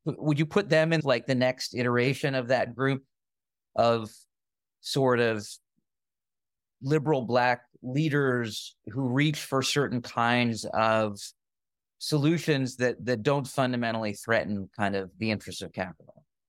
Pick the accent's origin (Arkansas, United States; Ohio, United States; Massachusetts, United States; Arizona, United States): Massachusetts, United States; Springfield; I grew up in Springfield, Massachusetts